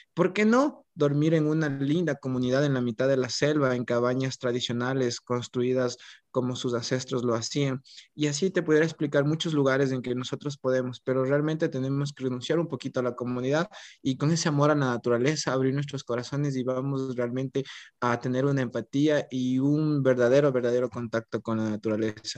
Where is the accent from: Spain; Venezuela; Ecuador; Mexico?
Ecuador